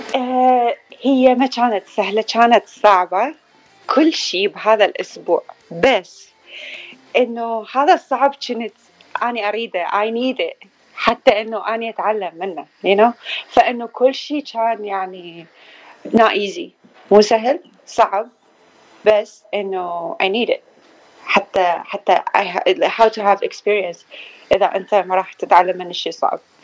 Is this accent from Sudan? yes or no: no; Baghdad, Baghdad Governorate, Iraq; also born or lived in Florida, United States; now in Phoenix, United States; من العراق من بغداد